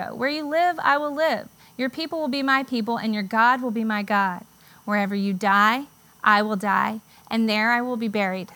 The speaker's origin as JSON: {"language": "English", "town": "Charleston", "region": "South Carolina", "country": "United States", "tie": "born or raised there", "moved": "as an adult", "lives_now": "Charlotte, United States", "said": "we moved from Charleston to Charlotte, the only place I'd ever really known."}